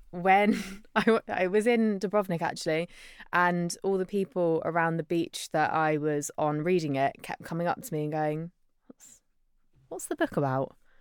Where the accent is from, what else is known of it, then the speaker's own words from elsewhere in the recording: Isle of Wight, South East England, United Kingdom; I grew up on the Isle of Wight, so surrounded by nice beaches and, yeah, tourists